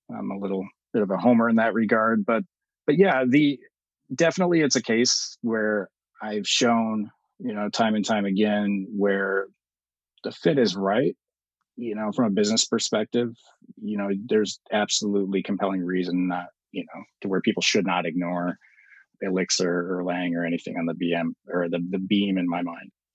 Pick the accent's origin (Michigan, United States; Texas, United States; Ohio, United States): Michigan, United States; moved away; I'm from Michigan